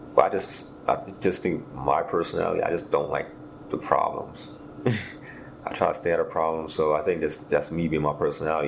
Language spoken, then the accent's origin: English; New York City, New York, United States; I grew up in East Flatbush, Brooklyn, New York.